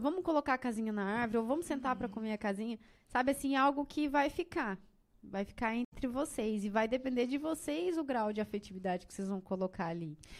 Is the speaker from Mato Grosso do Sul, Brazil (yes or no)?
yes; Sidrolândia, Mato Grosso do Sul, Brazil; moved away as an adult; also born or lived in Tangará da Serra; now in Rondonópolis, Brazil; eu sou do Mato Grosso do Sul, de Cidrolândia